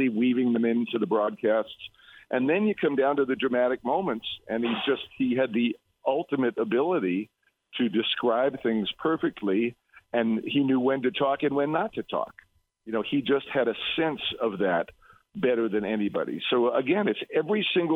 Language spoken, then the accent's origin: English; New York City, New York, United States; I grew up in Brooklyn